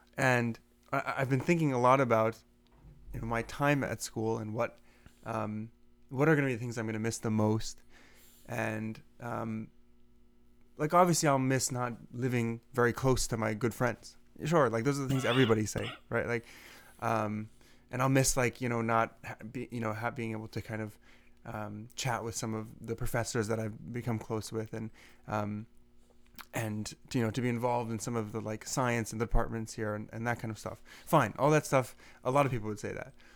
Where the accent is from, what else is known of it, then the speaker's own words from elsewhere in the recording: Seattle, Washington, United States; moved away; I'm from Seattle